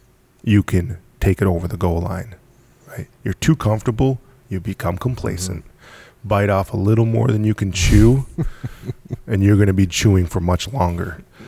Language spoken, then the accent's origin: English; Gloucester, Massachusetts, United States; born there; Hey man, I was born in Gloucester.